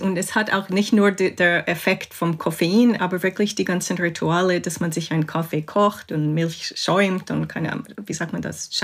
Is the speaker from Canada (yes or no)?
yes; Canada; also born or lived in England; now in Switzerland; ich bin in Kanada aufgewachsen